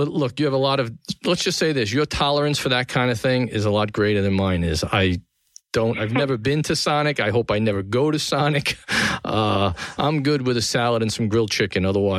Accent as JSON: {"language": "English", "town": "New York City", "region": "New York", "country": "United States", "tie": "born or raised there", "said": "From the Gotham Podcast Studio in the heart of downtown New York City, the capital of the world, my hometown here in Tribeca, this is The Conversation."}